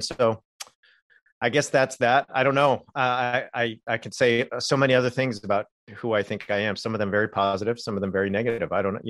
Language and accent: English; California, United States; I grew up in Southern California, converted at a mega church when I was 14, was in ministry by 18.